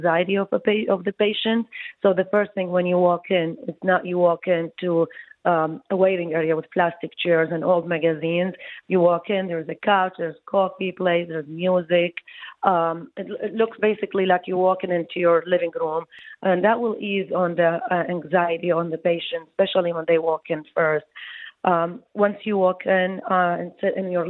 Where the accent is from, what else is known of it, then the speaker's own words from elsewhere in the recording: Iraq; moved away as an adult; also born or lived in Baghdad, Iraq / New York, United States / New Jersey, United States; now in Detroit, United States; I came from Iraq.